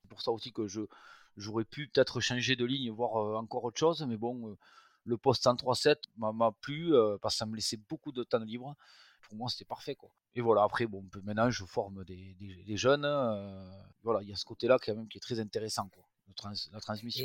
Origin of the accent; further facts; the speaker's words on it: Tarbes, Occitania, France; je suis natif de Tarbes, dans les Hautes-Pyrénées